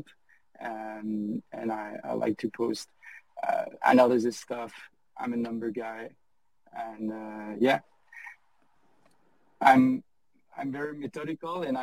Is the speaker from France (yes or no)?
yes; France; English is a second language; my first language is not English. So I'm French